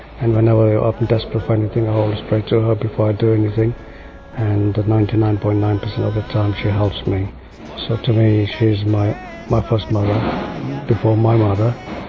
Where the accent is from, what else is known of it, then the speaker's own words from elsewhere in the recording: Goa, India; moved away; I'm originally from Goa. Goa being one of the most Catholic states in India.